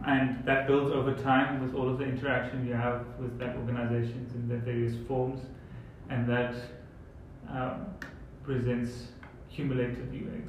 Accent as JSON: {"language": "English", "country": "South Africa", "said": "how we would do it in South Africa"}